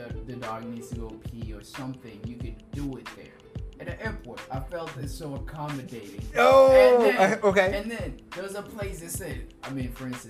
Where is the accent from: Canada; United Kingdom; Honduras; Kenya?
Kenya; Nairobi; now in Seattle, United States; I was born in Umoja.